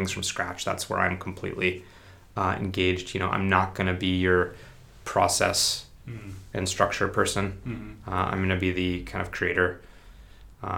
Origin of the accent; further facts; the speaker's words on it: La Crosse, Wisconsin, United States; moved away; I grew up in La Crosse, Wisconsin, which is a pretty small 50,000 person town on the Mississippi River, bordering Minnesota.